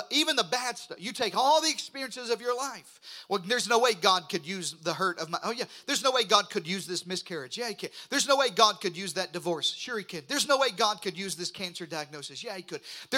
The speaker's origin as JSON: {"language": "English", "region": "southeastern Arkansas", "country": "United States", "tie": "born or raised there", "moved": "yes", "said": "I grew up in the Delta of Arkansas. I grew up in eastern Arkansas, southeastern Arkansas"}